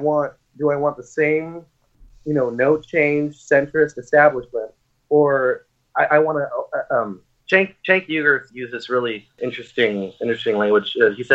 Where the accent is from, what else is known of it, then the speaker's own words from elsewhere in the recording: Salem, Oregon, United States; also born or lived in Texas; I'm from Salem, Oregon.